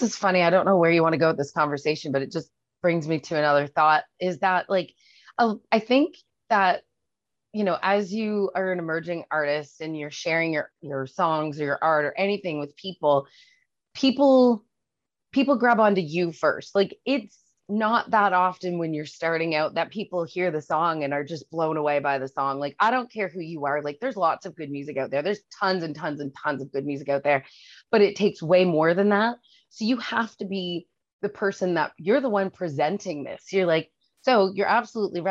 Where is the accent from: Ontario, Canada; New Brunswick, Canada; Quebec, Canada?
New Brunswick, Canada; Haynesville; also born or lived in Calgary / Toronto; So I grew up just outside of Fredericton in a mm-hmm. place called Crab Mountain.